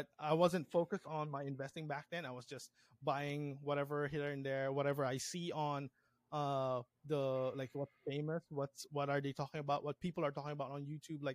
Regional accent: Philippines; now in Hawaii, United States; I came from the Philippines, and now I'm in Aloha State

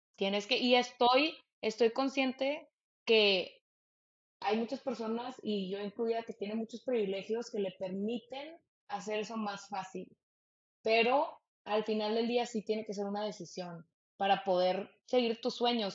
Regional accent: Monterrey, Nuevo León, Mexico; yo crecí en Monterrey

